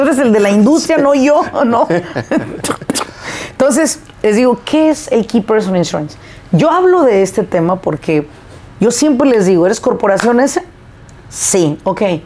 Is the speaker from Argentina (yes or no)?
no; Apatzingán, Michoacán, Mexico; una ciudad cerquita de donde yo nací, que es Apachingán